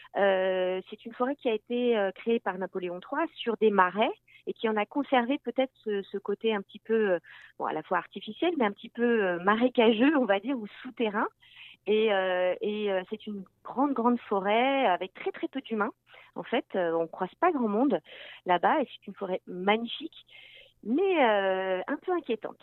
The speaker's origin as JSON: {"language": "French", "country": "France", "also_born_or_lived": "Landes", "moved": "yes", "lives_now": "Quebec, Canada", "said": "je viens de France"}